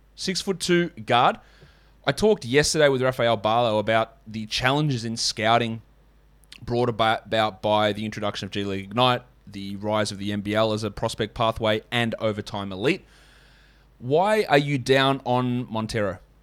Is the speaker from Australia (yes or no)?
yes; Australia; as an Australian